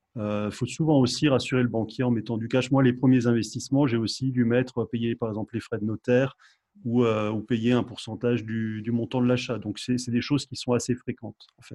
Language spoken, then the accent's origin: French; France; chez nous en France